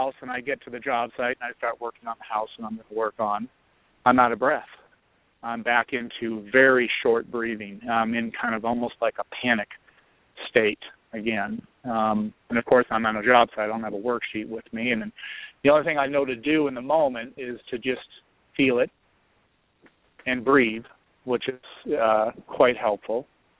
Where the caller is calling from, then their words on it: Colorado, United States; in Colorado.